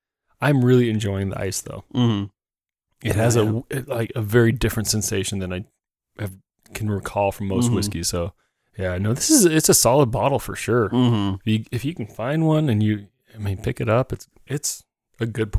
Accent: Ireland; I'm Irish. I would steal this bottle out of somebody's house.

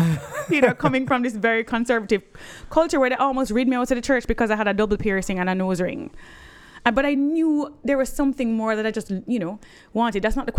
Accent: Jamaica; moved away as an adult; also born or lived in United States; I remember feeling I was different when I grew up in Jamaica.

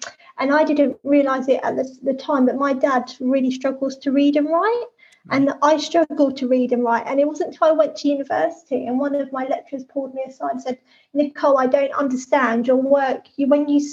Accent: Hastings, South East England, United Kingdom; I grew up in Hastings and I grew up in a town that was full of poverty

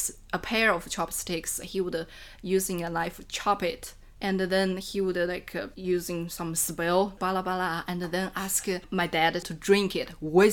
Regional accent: Enshi, Hubei, China; English is a second language; moved away as an adult; now in Chengdu, China; I come from Hubei, Enshi. Hubei Enshi is a Miao and a Tujia minority region. And I come from a very small village in Enshi.

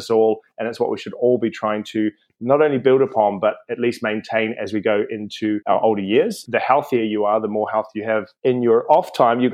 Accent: New Zealand; moved away as an adult; now in London, United Kingdom; I'm from New Zealand originally. I came over to London around 2005

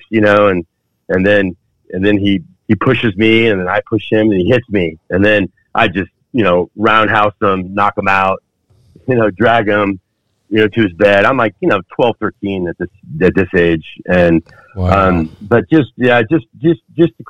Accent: Fountain Valley, California, United States; also born or lived in Parma, Cleveland, Ohio; we had a house there in Orange County, California, and moved out to by Huntington Beach, called Fountain Valley. And I grew up there

